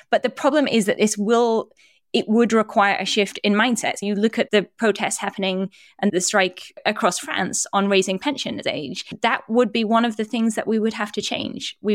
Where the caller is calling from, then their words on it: United States; I'm speaking from the United States, where often parents have no parental leave and people's access to healthcare is tied to their jobs.